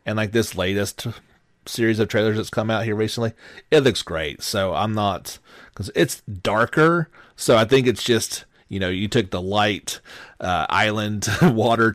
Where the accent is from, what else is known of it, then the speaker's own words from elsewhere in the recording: the South, United States; I'm from the South